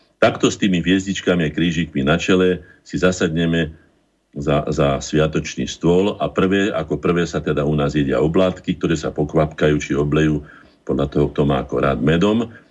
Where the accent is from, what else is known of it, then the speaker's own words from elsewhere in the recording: Bratislava, Bratislava Region, Slovakia; also born or lived in Orava; Narodil som sa v Bratislave